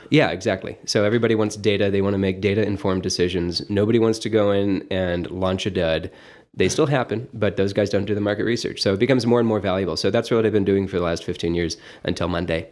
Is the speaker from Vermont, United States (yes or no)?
no; Toledo, Ohio, United States; moved away as an adult; also born or lived in Boston; I grew up in Old Orchard, and, uh, live in Old Orchard now